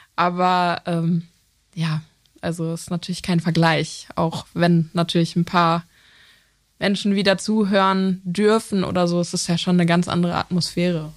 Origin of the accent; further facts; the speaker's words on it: Lippstadt, North Rhine-Westphalia, Germany; moved away as an adult; also born or lived in Essen; now in Cologne, Germany; Ich äh, komme aus Lippstadt. Das ist ähm, zwischen ja, zwischen Soest und Paderborn.